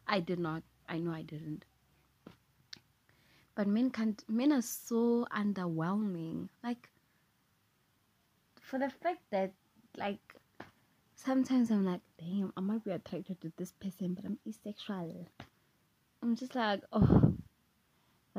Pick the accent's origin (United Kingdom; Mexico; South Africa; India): South Africa; English is a second language; I'm South African, I'm not American